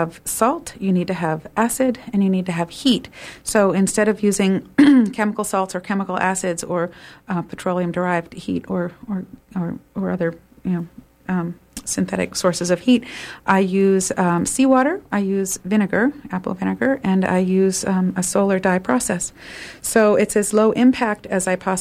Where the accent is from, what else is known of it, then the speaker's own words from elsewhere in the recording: Maine, United States; I'm from Maine